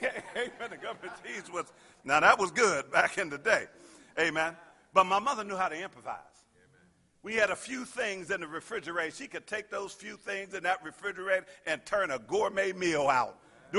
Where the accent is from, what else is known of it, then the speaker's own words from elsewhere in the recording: Pittsburgh, Pennsylvania, United States; I grew up in Pittsburgh and everybody worked for the steel mills, amen.